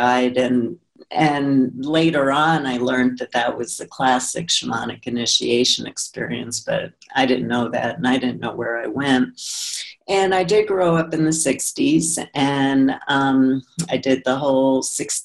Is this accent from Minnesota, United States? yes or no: no; New York City, New York, United States; I grew up in Brooklyn, New York